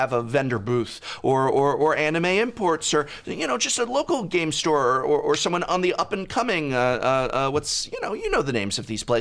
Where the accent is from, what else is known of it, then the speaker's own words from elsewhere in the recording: Los Angeles, California, United States; I was born and raised in Los Angeles